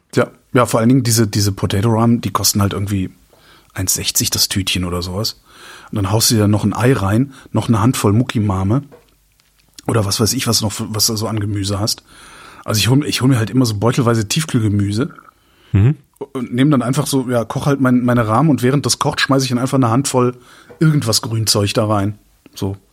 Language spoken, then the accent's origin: German; Cologne suburbs, North Rhine-Westphalia, Germany; ich bin ja in den, im, im Speckgürtel Kölns groß geworden